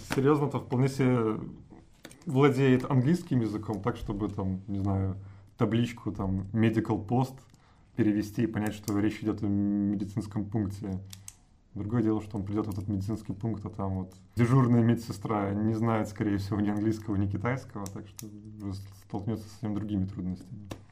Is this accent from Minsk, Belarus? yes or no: no; Brest, Brest Region, Belarus; also born or lived in Mozyr; я всю свою сознательную и не очень жизнь провел в Бресте, так что я такой городской житель